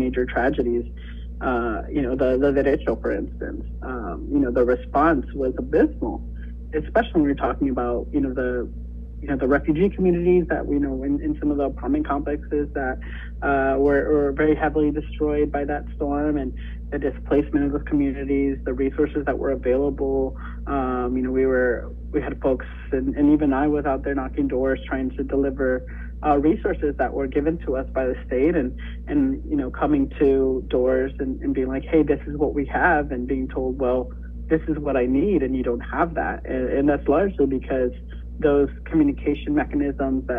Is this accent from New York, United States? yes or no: no; Sioux City, Iowa, United States; my hometown Sioux City